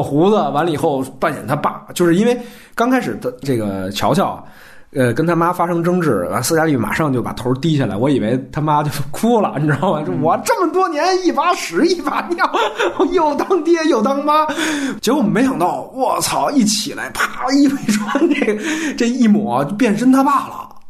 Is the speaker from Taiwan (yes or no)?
no; China; 咱们都是中国人